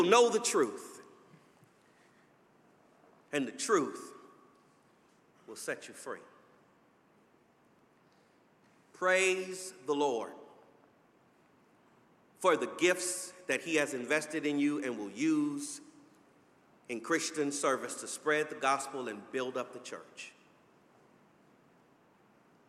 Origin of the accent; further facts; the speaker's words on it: Los Angeles, California, United States; I grew up in Los Angeles